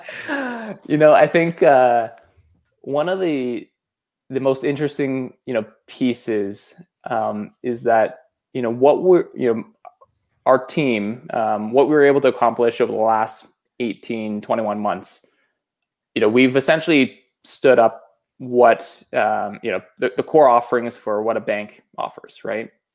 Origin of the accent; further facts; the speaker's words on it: Saskatchewan, Canada; I am originally from Saskatchewan, so that's, you know, a prairie born and raised.